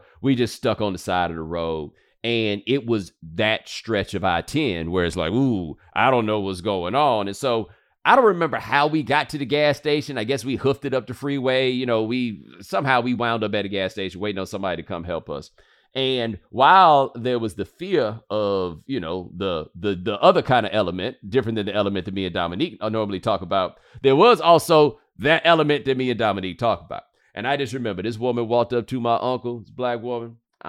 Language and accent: English; Houston, Texas, United States; I'm from Houston, and we would make them drives from Houston to Oakdale, the little town in Louisiana that my daddy's from